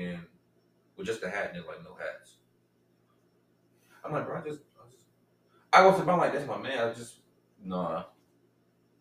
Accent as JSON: {"language": "English", "region": "Midwest", "country": "United States", "tie": "born or raised there", "said": "growing up in the Midwest"}